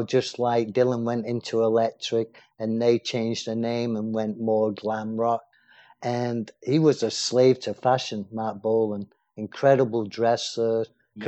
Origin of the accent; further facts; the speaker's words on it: England, United Kingdom; as a kid growing up in England, as a teen in those days